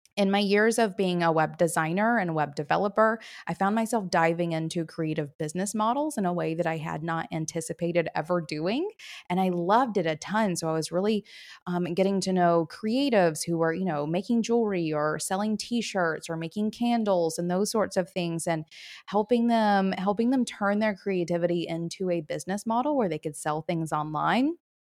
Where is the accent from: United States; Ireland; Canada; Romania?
United States; the South; now in Chattanooga, Tennessee, United States; I live in Chattanooga, Tennessee. I've been here for about six years, born and raised in the South